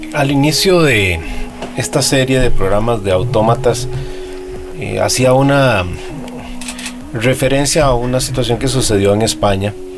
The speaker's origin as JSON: {"language": "Spanish", "country": "Costa Rica"}